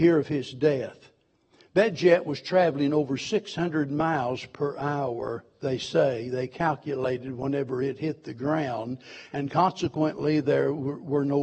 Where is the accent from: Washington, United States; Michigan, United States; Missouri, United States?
Missouri, United States; Springfield; I was born in Springfield, Missouri, and raised there